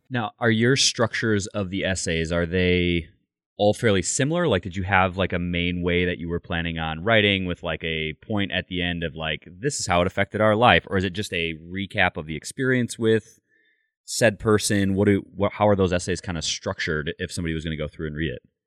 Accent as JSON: {"language": "English", "region": "Michigan", "country": "United States", "tie": "born or raised there", "said": "I grew up in Grand, in, like, Michigan"}